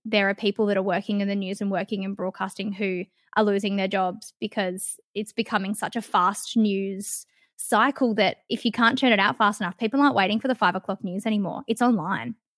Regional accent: Perth, Western Australia, Australia; also born or lived in Kalgoorlie; I grew up in Leaderville, which, if anyone that's from Perth, is, like, really close to the city

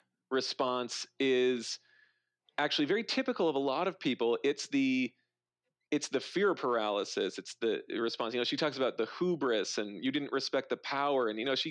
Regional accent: North Dakota, United States; I grew up in North Dakota

